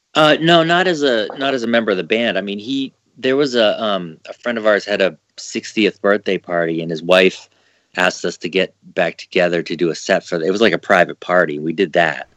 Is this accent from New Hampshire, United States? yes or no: yes; New Hampshire, United States; I grew up in New Hampshire